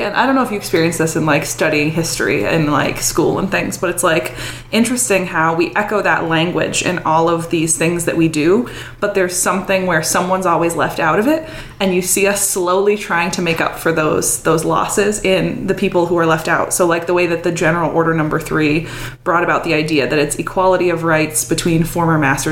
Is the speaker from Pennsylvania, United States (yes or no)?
yes; Pennsylvania, United States; growing up in Pennsylvania